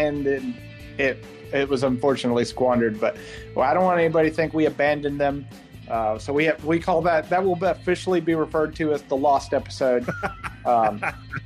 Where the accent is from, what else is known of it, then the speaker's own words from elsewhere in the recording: Georgia, United States; moved away; I get to go home to my home state this weekend to good old GA